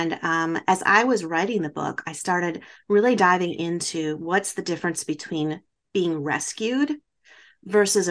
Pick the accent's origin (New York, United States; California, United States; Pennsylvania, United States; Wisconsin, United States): Wisconsin, United States; Baraboo; a theater in my hometown that Al Ringling from the Ringling Brothers Circus built